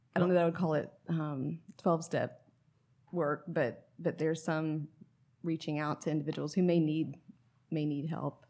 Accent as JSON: {"language": "English", "town": "Atlanta", "region": "Georgia", "country": "United States", "also_born_or_lived": "Raleigh, North Carolina", "moved": "yes", "lives_now": "Sylva, United States", "said": "I'm from Atlanta originally"}